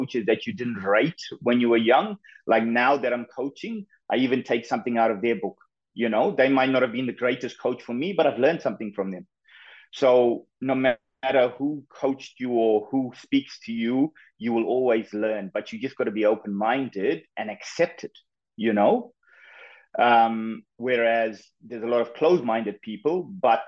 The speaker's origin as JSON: {"language": "English", "region": "KwaZulu-Natal", "country": "South Africa", "tie": "born or raised there", "also_born_or_lived": "Gold Coast, Australia", "moved": "as an adult", "lives_now": "Spain", "said": "I was born and I grew up in KwaZulu-Natal in South Africa."}